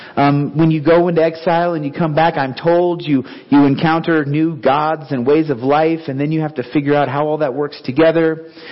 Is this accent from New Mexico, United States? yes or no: yes; Clovis, New Mexico, United States; moved away; also born or lived in Concord, California / Renton, Washington / Seattle, Washington / Africa; we both grew up in Clovis, New Mexico.